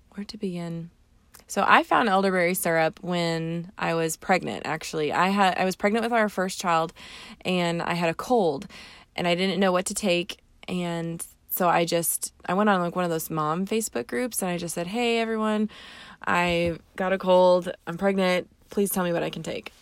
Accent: Southern Indiana, United States; We're from Southern Indiana

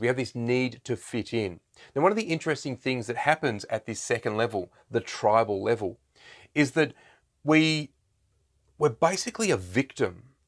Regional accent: Australia

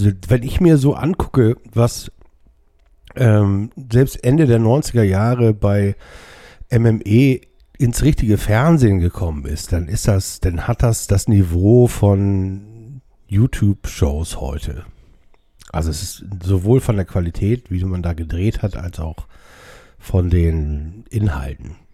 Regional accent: Hamburg, Germany; ich bin ja hier in Hamburg aufgewachsen, ähm, sobald ich mich hinten auf eine Mofa setzen konnte, sind wir nach Altona gefahren

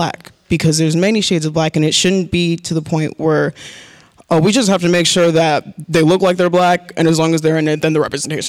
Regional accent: Phoenix, Arizona, United States; I'm from Phoenix, Arizona, and I'm a psychology major.

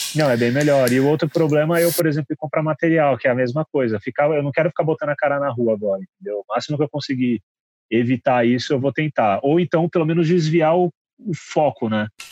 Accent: Guarulhos, São Paulo, Brazil; moved away as an adult; now in São Paulo, Brazil; eu sou de Guarulhos.

